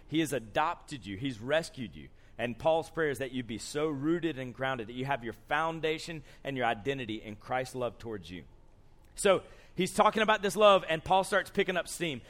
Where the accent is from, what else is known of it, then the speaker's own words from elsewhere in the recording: Columbus, Georgia, United States; moved away as an adult; now in Andrews, United States; I grew up in Columbus, Georgia